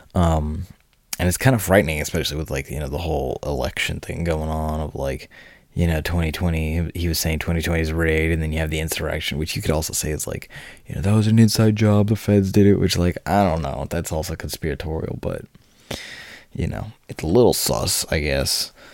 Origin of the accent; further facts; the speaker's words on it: United States; I'm an American